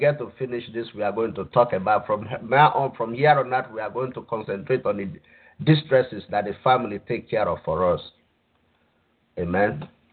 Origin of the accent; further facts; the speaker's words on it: Nigeria; moved away; I grew up I grew up in Nigeria